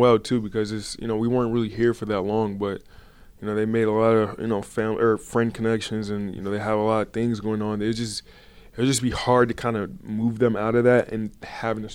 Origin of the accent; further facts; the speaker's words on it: Portland, Oregon, United States; also born or lived in Southern California; growing up in Portland